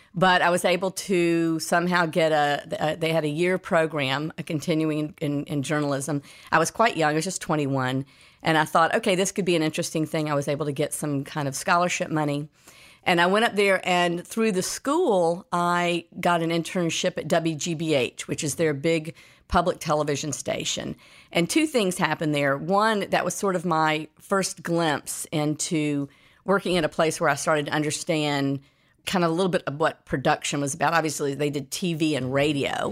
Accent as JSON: {"language": "English", "town": "Atlanta", "region": "Georgia", "country": "United States", "tie": "born or raised there", "said": "I was born in Atlanta, Georgia, and that's where I grew up."}